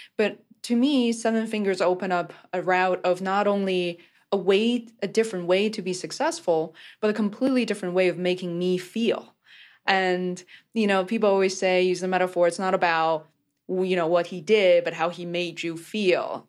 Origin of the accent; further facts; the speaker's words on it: Beijing, China; I grew up in Beijing, China